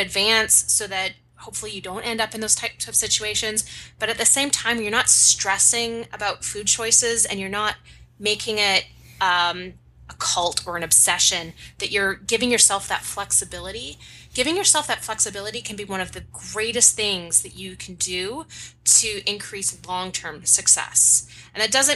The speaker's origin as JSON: {"language": "English", "country": "Canada", "said": "I am Canadian"}